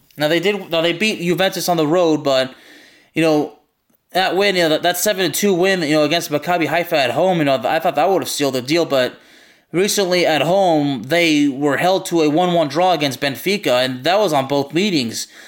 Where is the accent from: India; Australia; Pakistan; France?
France; Lyon, Auvergne-Rhône-Alpes; I'm not from Marseille, I'm from Lyon